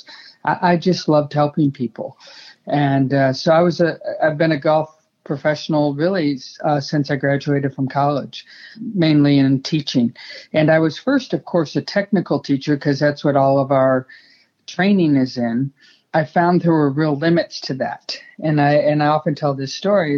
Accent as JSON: {"language": "English", "country": "Sweden", "tie": "born or raised there", "also_born_or_lived": "Arizona", "accent": "Swinglish", "second_language": "English", "moved": "as an adult", "said": "I grew up in Sweden through junior golf"}